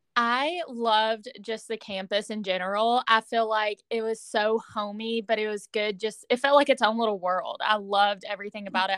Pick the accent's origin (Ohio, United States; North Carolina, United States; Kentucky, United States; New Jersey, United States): Kentucky, United States; Owensboro; right now I'm living in my hometown again. Um, I live in Owensboro, Kentucky